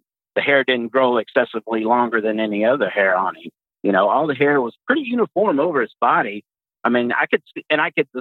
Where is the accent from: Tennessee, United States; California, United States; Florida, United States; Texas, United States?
Texas, United States; Pasadena; moved away as an adult; now in Fort Wayne, United States; I was born and raised in Texas, specifically Pasadena.